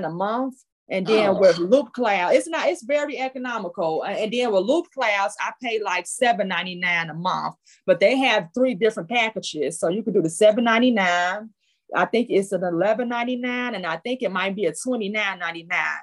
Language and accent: English; Chicago, Illinois, United States; I'm from the Shy, yes. That Shy City.